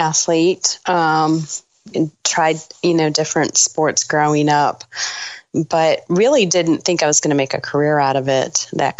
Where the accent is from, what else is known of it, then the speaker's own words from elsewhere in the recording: Sterling Heights, Michigan, United States; Sterling Heights, Michigan.